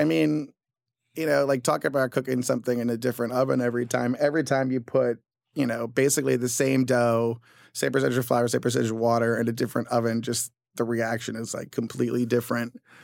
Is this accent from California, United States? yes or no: yes; Southern California, United States; now in New York, United States; I'm from Southern California